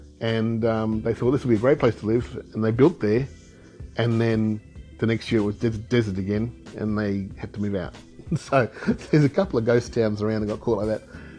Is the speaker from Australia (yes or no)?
yes; Australia; and I'm Australian.